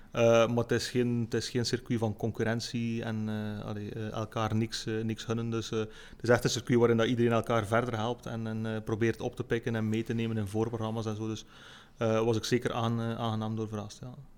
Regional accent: Lichtervelde, Flanders, Belgium; ik ben geboren in Lichterveld, ik woon er nog altijd

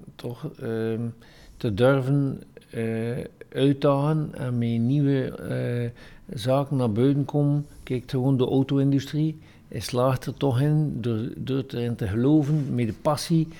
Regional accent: West Flanders, Belgium

